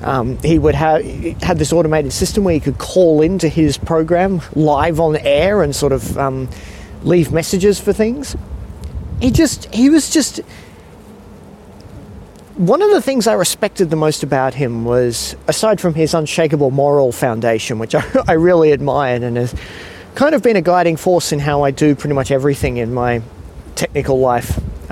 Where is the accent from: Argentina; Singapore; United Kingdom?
Singapore; now in Australia; It was funny when I was growing up in Singapore and we'd come back to Australia for holidays